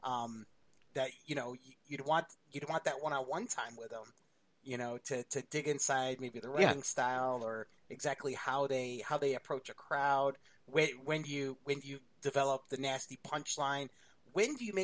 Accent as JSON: {"language": "English", "region": "New York", "country": "United States", "moved": "yes", "said": "I'm from New York"}